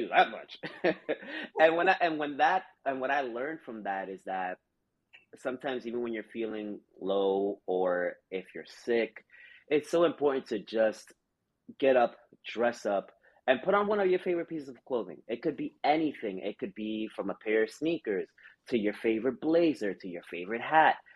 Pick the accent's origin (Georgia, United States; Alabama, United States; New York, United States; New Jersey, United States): New York, United States; New York City; growing up in the Bronx, we would have the four train um, right by my window